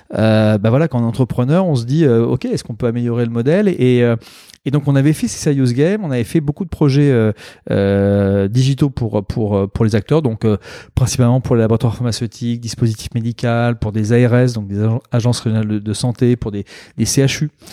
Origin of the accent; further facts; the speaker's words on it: Normandy, France; moved away as an adult; now in Bordeaux, France; je suis né en Normandie